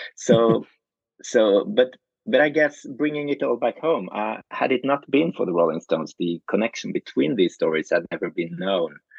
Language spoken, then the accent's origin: English; Norway; I come from Norway